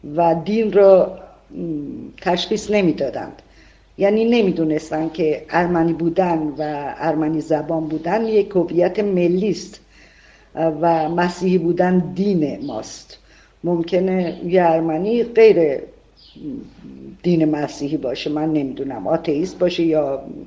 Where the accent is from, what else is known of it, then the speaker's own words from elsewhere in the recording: Arak, Markazi, Iran; شهرستان کوچیکی مثل عراق که زادگاه من بوده